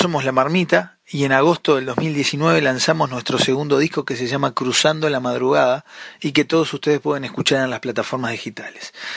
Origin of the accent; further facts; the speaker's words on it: Montevideo, Uruguay; Somos de Montevideo